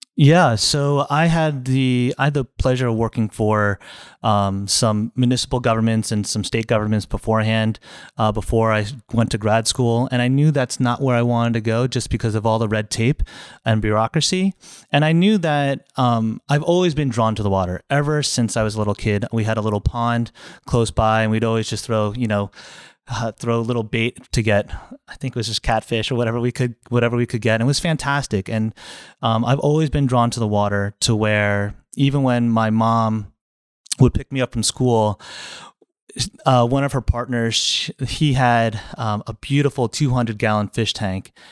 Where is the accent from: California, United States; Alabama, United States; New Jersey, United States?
New Jersey, United States; moved away as an adult; now in Florida, United States; I grew up in New Jersey, uh, a little far away from here